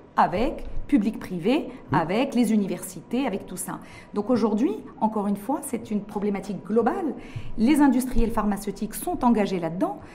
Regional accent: Morocco

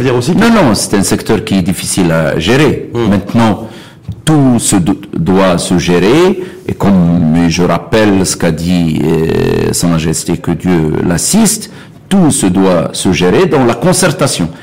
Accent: Beni Mellal, Béni Mellal-Khénifra, Morocco; moved away; je suis originaire de Bnimlel

